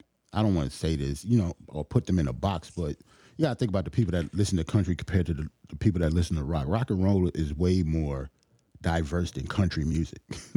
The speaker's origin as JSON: {"language": "English", "town": "New York City", "region": "New York", "country": "United States", "said": "I'm from Brooklyn."}